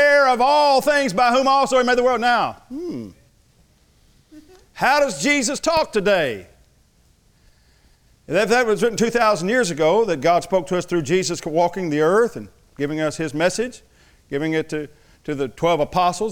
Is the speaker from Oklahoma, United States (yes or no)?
yes; Thackerville, Oklahoma, United States; I am from Thackerville, but I went to college